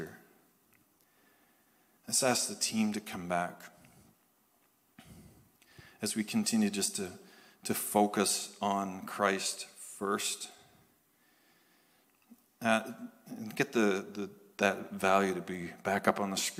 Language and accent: English; Canada; happen to be from Canada, happen to be Pentecostal.